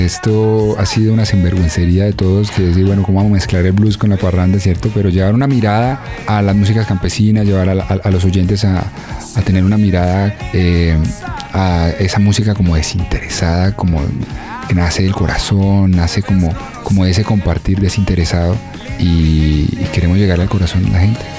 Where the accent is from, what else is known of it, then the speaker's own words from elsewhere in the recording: Dosquebradas, Risaralda, Colombia; also born or lived in Bogotá; crecí en Dos Quebradas en Pereira